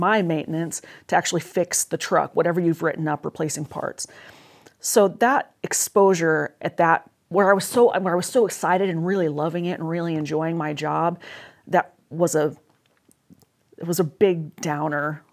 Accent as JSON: {"language": "English", "town": "Salem", "region": "Oregon", "country": "United States", "tie": "born or raised there", "said": "I was born and raised in Salem, Oregon"}